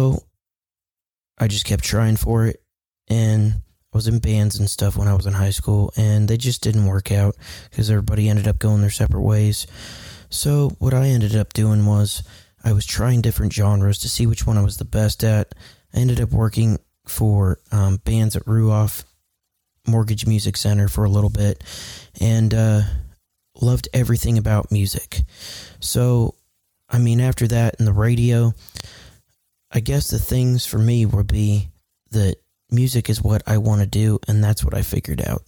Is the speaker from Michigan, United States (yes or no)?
no; Kokomo, Indiana, United States; also born or lived in California; I was born in California, and then we moved to Kokomo because my dad got a job and got paid better, so we just ended up moving here when I was little